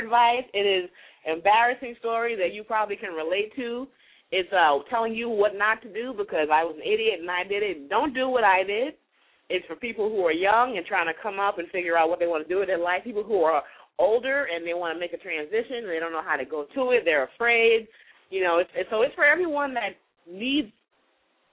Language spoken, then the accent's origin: English; New York City, New York, United States; moved away; I am from the Bronx originally, and while I am a classy chick, the Bronx chick comes out